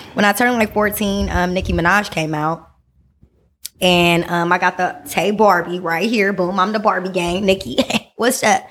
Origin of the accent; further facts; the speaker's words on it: Vallejo, California, United States; I'm originally from the Bay Area, born and raised.